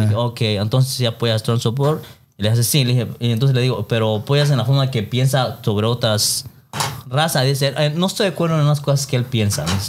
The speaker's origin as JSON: {"language": "Spanish", "country": "Mexico", "moved": "yes", "lives_now": "California, United States", "said": "soy mexicano, mexicano"}